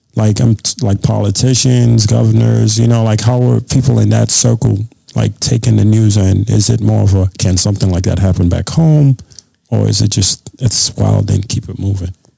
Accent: Badagry, Lagos, Nigeria; now in United States; I grew up in Nigeria

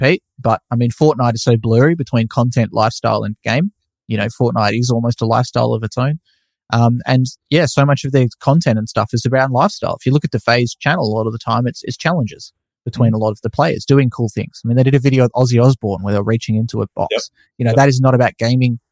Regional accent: Australia; being an Australian

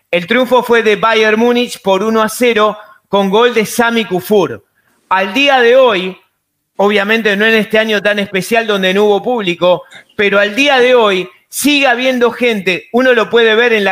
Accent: Argentina; ya que citaste aquí en mi país al Boca River

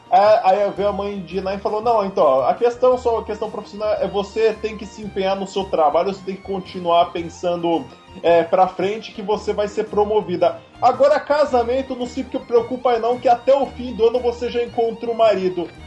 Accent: Cubatão, São Paulo, Brazil; Eu, quando era criança, eu morava em Cubatão, né? Cidade ali do litoral de São Paulo.

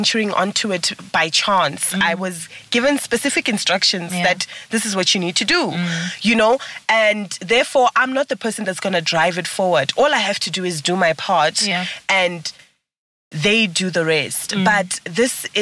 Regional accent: Venda, Limpopo, South Africa; English is a second language; That means I'm Venda. I'm Venda

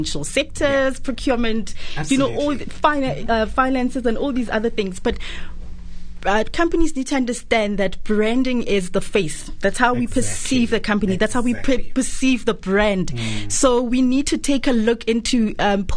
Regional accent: Daveyton, Gauteng, South Africa; I hail from Daveyton, a very small township in the east of Johannesburg

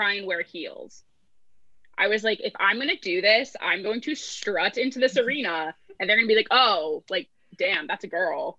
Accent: New Jersey, United States; also born or lived in New York; now in Los Angeles, United States; I grew up in Jersey

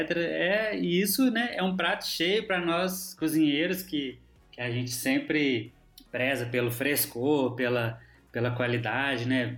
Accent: Minas Gerais, Brazil; moved away; como bom mineiro

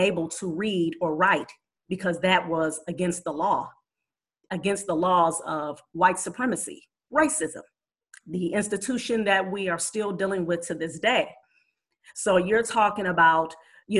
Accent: Cleveland, Ohio, United States; my hometown of Cleveland

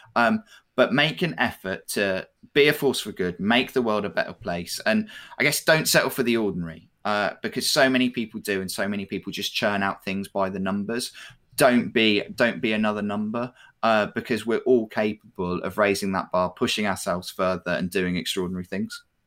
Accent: United Kingdom; we're, we're particularly British

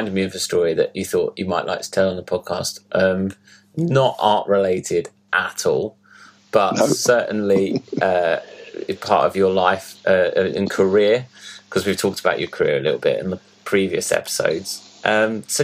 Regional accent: Margate, South East England, United Kingdom; I was born in Margate

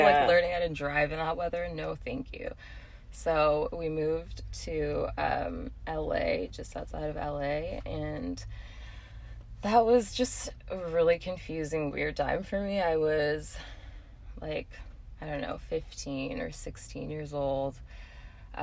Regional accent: New England, United States; born or raised there; also born or lived in Cape Town, South Africa / New Hampshire; now in Seattle, United States

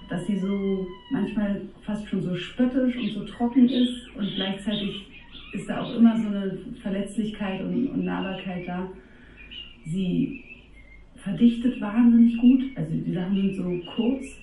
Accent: Berlin, Germany; Meine Eltern stammen aus Niedersachsen und ich bin in Berlin aufgewachsen, kann so ein bisschen Berliner, wenn ich das richtige Umfeld habe, aber habe sozusagen leider nicht von Hause aus gelernt.

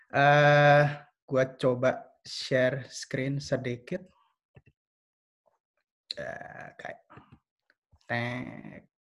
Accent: Jakarta, Indonesia; now in Berlin, Germany; Asal gue dari Jakarta, dulu gue sekolahnya di SMA Lab School Kebayoran.

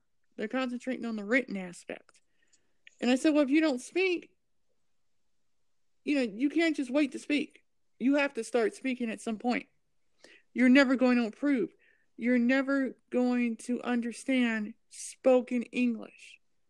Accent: Ohio, United States; accent: Californian; also born or lived in California; And I'm from Ohio, but I don't speak like I'm from Ohio. I speak like I'm from California. So, because I've actually lived in California.

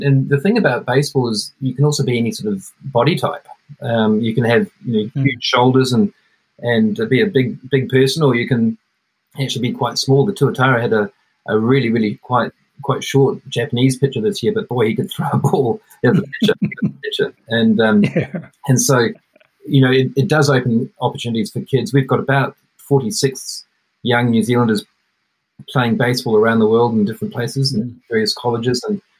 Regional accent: Netherlands; but I grew up in the Netherlands for 5 years. So I played baseball at an American school there, an international school

